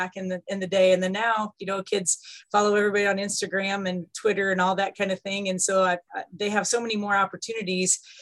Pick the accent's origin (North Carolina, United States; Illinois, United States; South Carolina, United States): Illinois, United States; Iroquois County; also born or lived in Carbondale, Illinois; Iroquois County is pretty rural